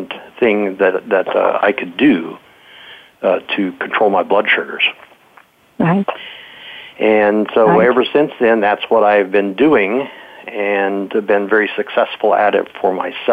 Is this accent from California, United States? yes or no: yes; Modesto, California, United States; my childhood, I grew up in Modesto, California.